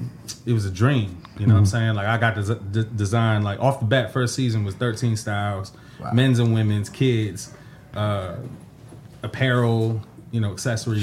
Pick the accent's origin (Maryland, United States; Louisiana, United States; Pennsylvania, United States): Maryland, United States; Mitchellville; Yeah, I'm from Mitchellville, Maryland, you know, PG County, Maryland.